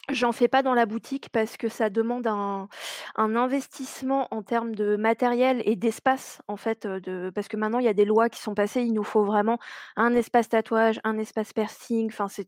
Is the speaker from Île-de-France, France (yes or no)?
yes; Paris, Île-de-France, France; moved away as an adult; now in Rouen, France; Je suis euh, une vraie Parisienne, hein. je suis née à Paris.